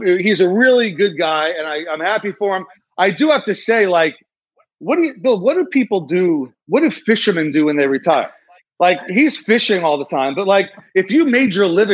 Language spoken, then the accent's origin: English; New York, United States; I'm a New Yorker